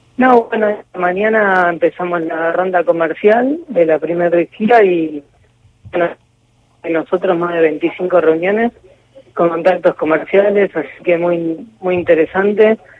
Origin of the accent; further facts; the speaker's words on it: Argentina; somos argentinos